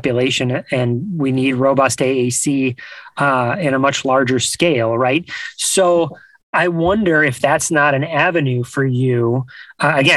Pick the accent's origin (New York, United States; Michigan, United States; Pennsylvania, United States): New York, United States; Buffalo; I grew up in New York. I grew up in Buffalo